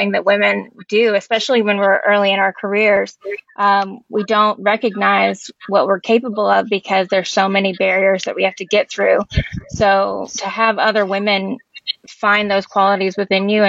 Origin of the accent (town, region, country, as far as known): Louisville, Kentucky, United States; born or raised there; also born or lived in Elizabethtown, Kentucky